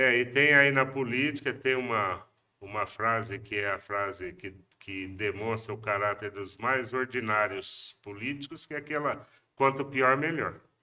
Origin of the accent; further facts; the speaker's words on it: Pompeia, São Paulo, Brazil; Eu não nasci em Pompeia, mas cheguei lá com dois anos de idade